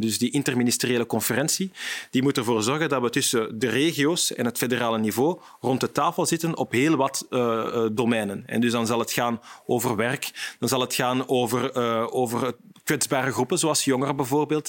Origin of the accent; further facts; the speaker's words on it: Vilvoorde, Flanders, Belgium; ik ben van Vilvoorde